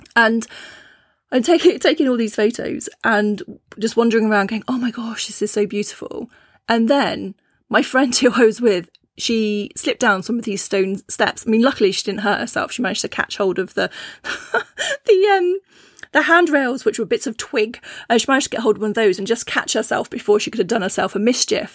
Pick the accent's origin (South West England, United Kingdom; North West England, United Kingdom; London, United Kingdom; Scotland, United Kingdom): South West England, United Kingdom; Cornwall; I grew up in Cornwall, which is, you know, uh, it was a small fishing town